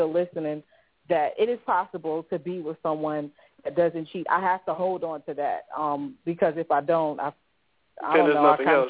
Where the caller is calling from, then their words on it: Columbia, South Carolina, United States; I'm calling from Columbia, South Carolina